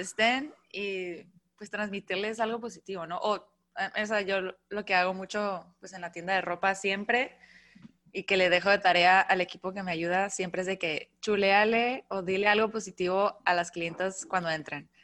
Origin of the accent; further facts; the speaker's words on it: Mexicali, Baja California, Mexico; moved away as an adult; now in Tijuana, Mexico; yo soy de Mexicali, pero vivo en Tijuana ya hace cinco años. Me vine y pues allá hice todo